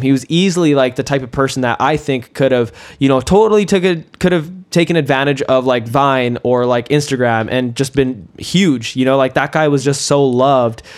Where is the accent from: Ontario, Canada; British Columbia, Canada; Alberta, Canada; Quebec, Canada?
British Columbia, Canada; Kelowna; I went to South Rutland Elementary. I went to RMS and RSS too